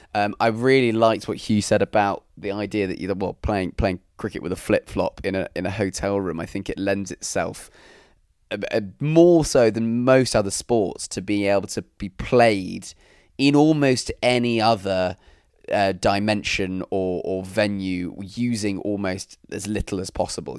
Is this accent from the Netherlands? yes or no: no; London, United Kingdom; also born or lived in Newcastle; I'm from, uh, from London